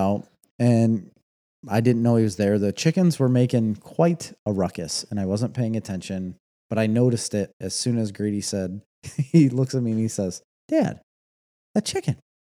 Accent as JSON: {"language": "English", "country": "United States", "said": "I'm American."}